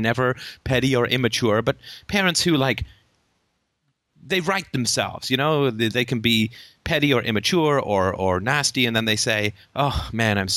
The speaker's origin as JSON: {"language": "English", "country": "United Kingdom", "said": "we're British"}